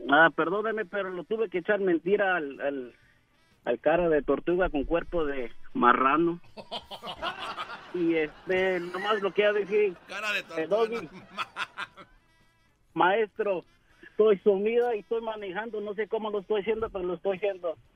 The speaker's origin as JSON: {"language": "Spanish", "region": "Oregon", "country": "United States", "tie": "born or raised there", "also_born_or_lived": "California", "said": "yo soy de Oregón. Yo nací en, en, California, pero me trajeron aquí en Oregón"}